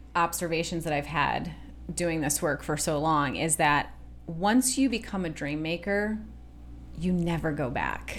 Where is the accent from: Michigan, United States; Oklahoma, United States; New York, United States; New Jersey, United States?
Michigan, United States; We grew up in Michigan, where you're going to lakes all the time